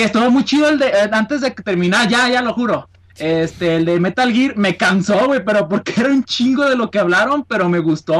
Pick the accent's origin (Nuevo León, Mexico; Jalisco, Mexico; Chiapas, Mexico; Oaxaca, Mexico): Jalisco, Mexico; Guadalajara; De Guadalajara, de aquí